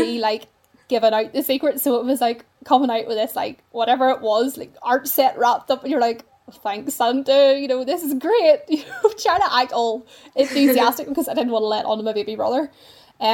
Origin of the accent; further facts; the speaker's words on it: Portaferry, Northern Ireland, United Kingdom; I'm from Portaferry